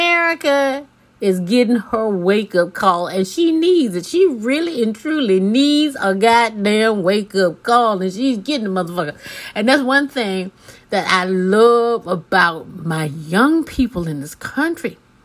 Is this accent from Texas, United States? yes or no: no; Mississippi, United States; I was born and raised in Mississippi